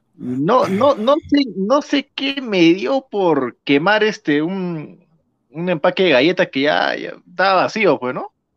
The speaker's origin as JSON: {"language": "Spanish", "region": "Tacna", "country": "Peru"}